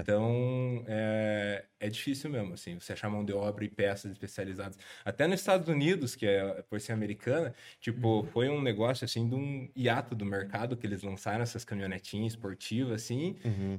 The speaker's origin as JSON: {"language": "Portuguese", "town": "Guarapuava", "region": "Paraná", "country": "Brazil", "said": "sou de Guarapuava"}